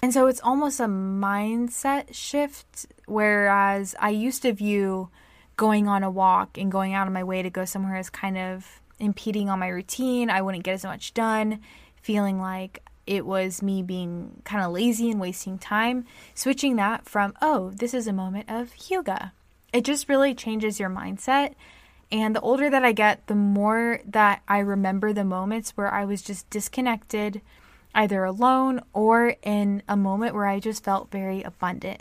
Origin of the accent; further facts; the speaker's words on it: United States; I'm American